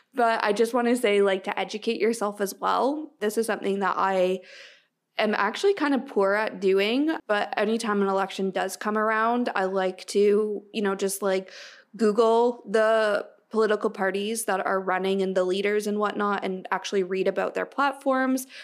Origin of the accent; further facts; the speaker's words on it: Canada; as a Canadian